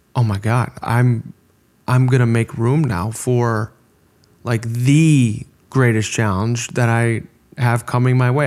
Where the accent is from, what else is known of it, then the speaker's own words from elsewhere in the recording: Orland Park, Illinois, United States; We're both American from, you know, Orland Park, Illinois. We went to the same high school